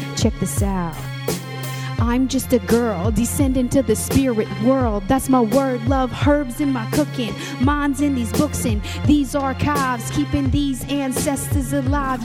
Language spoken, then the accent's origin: English; Musqueam, British Columbia, Canada; also born or lived in Tsleil-Waututh / Squamish; I come from Musqueam. I also come from Tsleil-Waututh, and I also come from Squamish as well